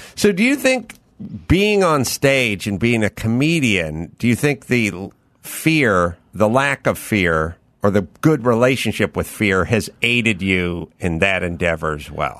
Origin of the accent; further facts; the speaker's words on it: Los Angeles, California, United States; I grew up out here in North Hollywood